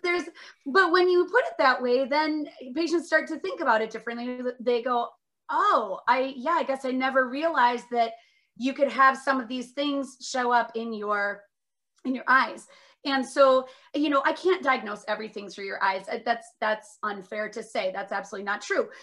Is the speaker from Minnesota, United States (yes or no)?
yes; Minnesota, United States; also born or lived in Northfield, Minnesota / Indiana / Seattle; I'm from Minnesota originally